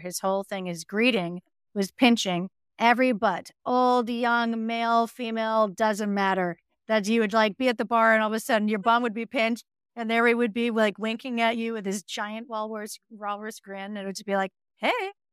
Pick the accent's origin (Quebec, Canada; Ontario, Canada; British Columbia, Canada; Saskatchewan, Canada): Quebec, Canada; Montreal; moved away; Growing up in Montreal, you really have a fear that you're never gonna leave